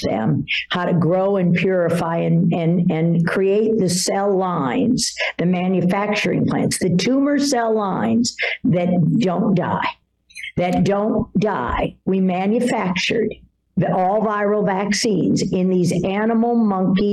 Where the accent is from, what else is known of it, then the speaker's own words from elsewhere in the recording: Washington, District of Columbia, United States; I grew up in Washington, D.C. after my parents divorced when I was 10 years old in 1968